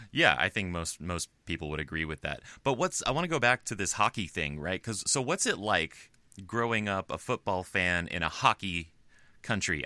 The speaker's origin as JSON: {"language": "English", "country": "United States", "said": "I'm American"}